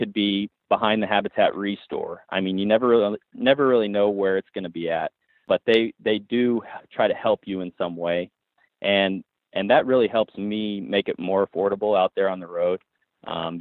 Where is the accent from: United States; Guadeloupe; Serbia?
United States; Emporia, Kansas; moved away as an adult; I was born in Kansas. I lived there 25 years